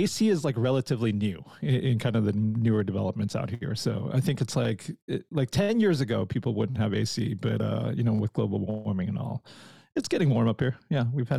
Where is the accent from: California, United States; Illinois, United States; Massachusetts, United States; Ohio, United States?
California, United States; I'm from California, actually, where there's just one season. It's just kind of summer year round. So I moved up here about 5 years ago